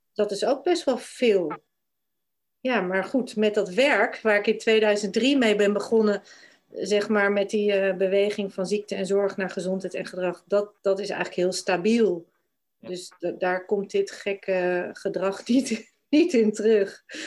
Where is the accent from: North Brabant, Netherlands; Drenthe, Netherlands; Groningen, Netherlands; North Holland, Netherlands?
Groningen, Netherlands; Glimmen; moved away as an adult; also born or lived in Denmark / New Zealand / England; Ik ben in Groningen opgegroeid, in Glimmen, een klein plaatsje bij Haren.